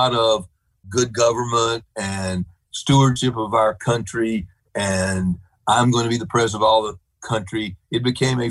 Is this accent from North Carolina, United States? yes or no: yes; North Carolina, United States; I grew up in North Carolina